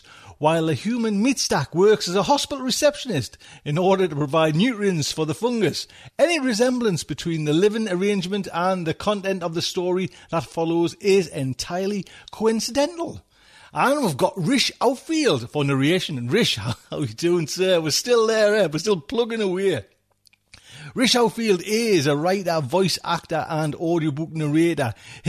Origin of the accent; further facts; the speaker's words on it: England, United Kingdom; we're English, man.